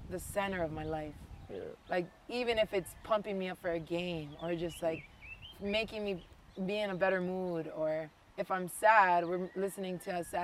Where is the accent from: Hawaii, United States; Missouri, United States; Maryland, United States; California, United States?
Hawaii, United States; So I'm Hawaiian first and foremost, Filipino, Chinese, and Irish.